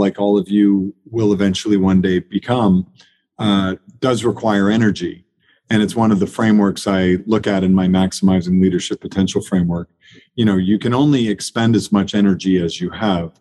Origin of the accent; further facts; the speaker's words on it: Anchorage, Alaska, United States; also born or lived in Maine / Europe; now in Charlottesville, United States; I grew up in Anchorage, Alaska. I was born in rural Maine, as I mentioned, and then I lived 24 years in Europe and worked all over the world